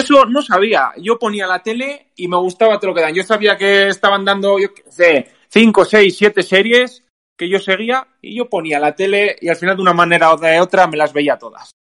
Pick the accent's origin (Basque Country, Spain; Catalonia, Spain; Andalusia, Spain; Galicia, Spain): Basque Country, Spain; de aquí, de aquí, de Euskadi, que es de donde soy yo